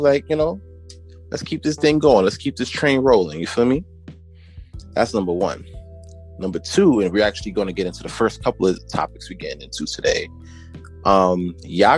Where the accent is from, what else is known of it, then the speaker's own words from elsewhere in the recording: New York City, New York, United States; my community where I grew up in Brooklyn